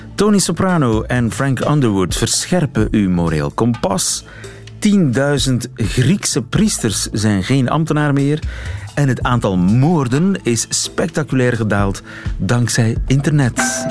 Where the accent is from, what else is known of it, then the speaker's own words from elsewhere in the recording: Ghent, Flanders, Belgium; Als Gentenaar zit ik mij ook af te vragen